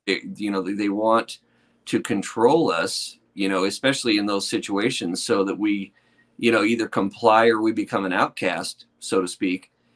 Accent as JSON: {"language": "English", "area": "a little north of Sacramento", "region": "Northern California", "country": "United States", "moved": "as an adult", "lives_now": "Nevada, United States", "said": "I'm in rural Nevada now. I used, uh, but I'm originally from California"}